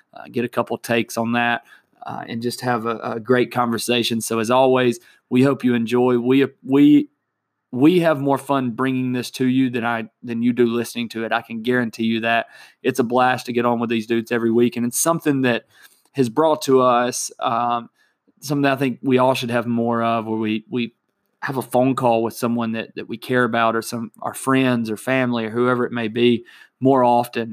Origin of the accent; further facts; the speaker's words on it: Alabama, United States; my home state of Alabama